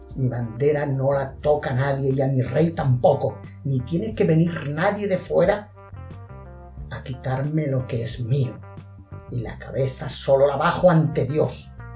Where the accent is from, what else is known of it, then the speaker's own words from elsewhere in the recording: Spain; como españoles que somos